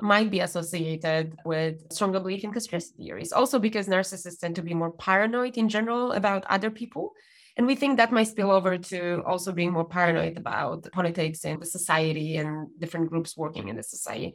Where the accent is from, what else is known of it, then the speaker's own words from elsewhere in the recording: Poland; moved away as an adult; now in United Kingdom; Growing up in Poland